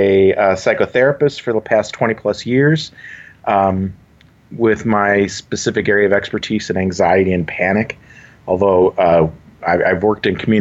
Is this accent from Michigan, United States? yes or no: yes; Dearborn, Michigan, United States; moved away as an adult; also born or lived in Southern Illinois; I'm originally from the Detroit area. I grew up in Dearborn, Michigan.